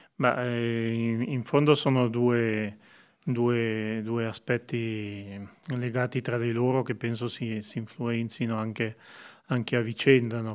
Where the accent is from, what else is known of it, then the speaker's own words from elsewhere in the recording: Montagnola, Ticino, Switzerland; io sono nato e cresciuto a Montagnola